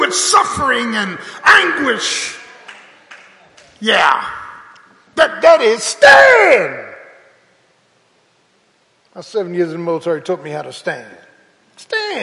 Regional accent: Philadelphia, Pennsylvania, United States; I remember growing up in South Philly

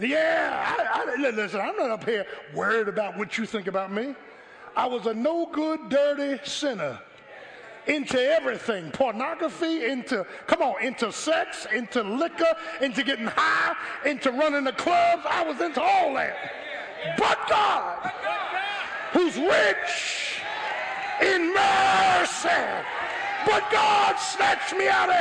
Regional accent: Philadelphia, Pennsylvania, United States; moved away as an adult; I grew up in South Philly. First 17 years of my life. Went to South Philadelphia High, graduated, went in the military

